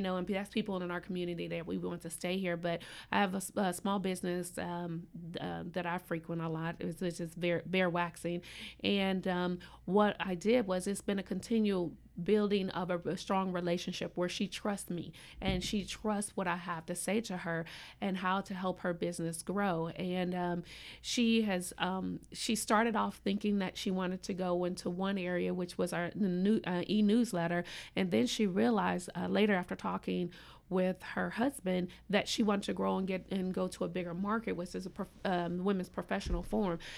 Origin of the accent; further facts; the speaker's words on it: Indianapolis, Indiana, United States; moved away as an adult; also born or lived in Gainesville, Florida; now in Tallahassee, United States; I'm a transplant, I am originally from Indianapolis, and I came here by way of coaching over at Florida State University.